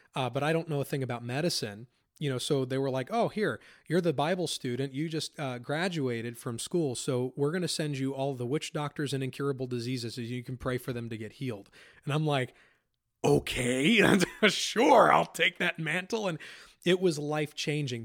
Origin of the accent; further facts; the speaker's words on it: Pennsylvania, United States; I grew up in Pennsylvania, lived there my whole life